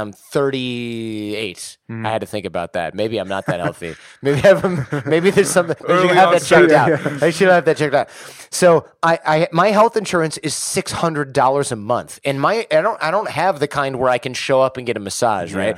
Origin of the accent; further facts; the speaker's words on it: Detroit, Michigan, United States; I'm from Detroit.